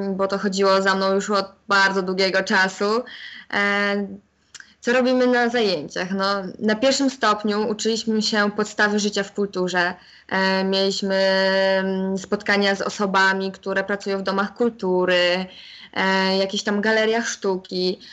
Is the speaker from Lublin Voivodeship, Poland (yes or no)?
yes; Chełm, Lublin Voivodeship, Poland; opuszczeniem mojego rodzinnego miasta, więc jednak nie wybrałam tej szkoły, pozostałam w hełmie